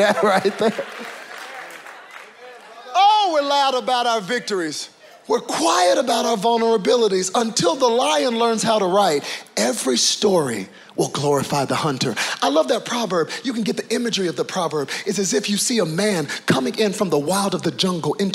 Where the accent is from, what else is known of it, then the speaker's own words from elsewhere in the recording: United States; when your father is African and your mother is American, it's very clear which box you check on the paper. I am African American.